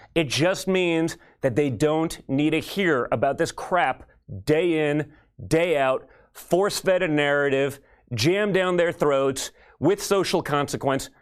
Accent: New York City, New York, United States; I grew up in New York City

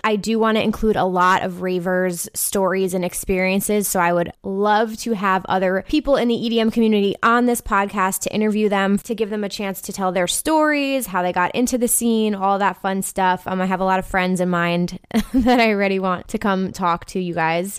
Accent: New Jersey, United States; I'm from New Jersey. I currently live in New Jersey.

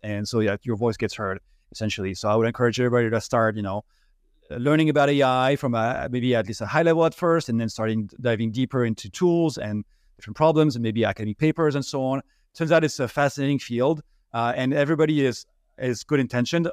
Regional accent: France; English is a second language; moved away as an adult; now in United States; I'm originally from France, as you may be, be able to hear from my accent.

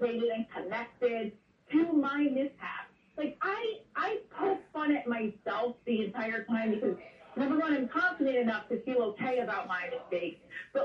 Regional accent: Clifton, New Jersey, United States; also born or lived in New York City; I grew up in North Jersey and still reside here. North Jersey, Clifton-Patterson area.

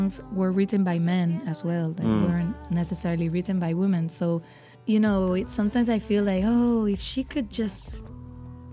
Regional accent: Puerto Rico; I am a singer from Puerto Rico.

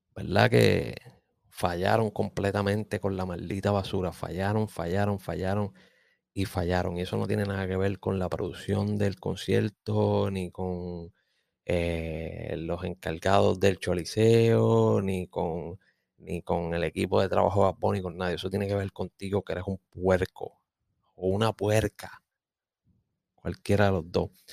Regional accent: Puerto Rico; soy boricua

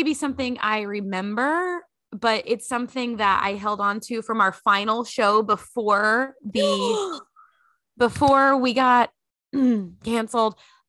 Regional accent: Texas, United States; I am back in my home state of Texas. I'm living in Dallas near my parents.

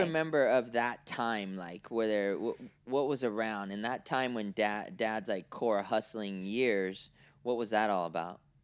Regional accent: Oakland, California, United States; also born or lived in Cincinnati, Ohio / Orange County, California; I was born in Oakland, right? Nineteen eighty-two.

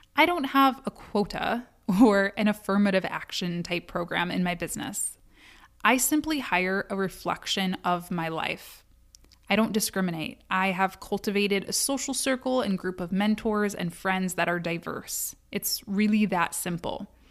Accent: United States; I'm from America

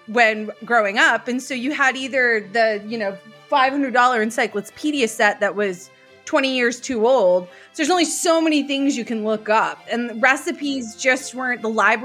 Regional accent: United States; I'm from, the U.S.

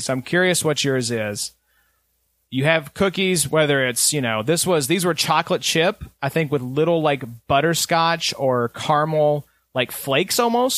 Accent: Kentucky, United States; From Kentucky

